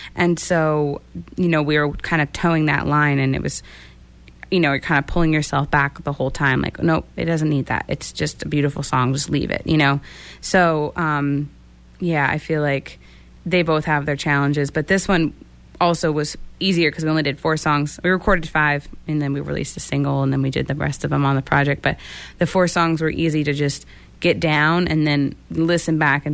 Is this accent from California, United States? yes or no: no; Texas, United States; growing up in Texas